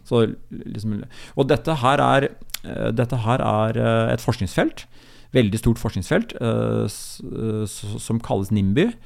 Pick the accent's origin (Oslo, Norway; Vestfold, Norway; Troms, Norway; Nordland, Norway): Vestfold, Norway; Larvik; min hjemby Larvik